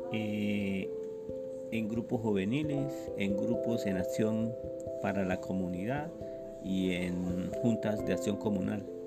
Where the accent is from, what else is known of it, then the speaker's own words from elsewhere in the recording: San Gil, Santander, Colombia; Yo nací en San Gil, Santander, el 1 de octubre de 1961